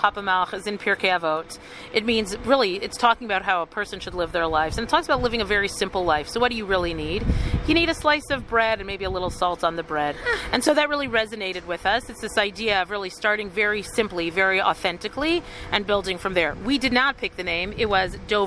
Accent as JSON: {"language": "English", "town": "Toronto", "region": "Ontario", "country": "Canada", "tie": "born or raised there", "also_born_or_lived": "Ottawa, Canada / Jerusalem, Israel", "moved": "as an adult", "lives_now": "Alon Shvut, Israel", "said": "I was born actually in Ottawa, Canada. Little known fact about me because we moved very quickly. I grew up in Toronto."}